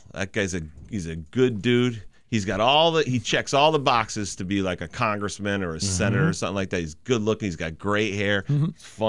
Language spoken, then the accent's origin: English; Chicopee, Massachusetts, United States; I'm from Chickabee, Mass.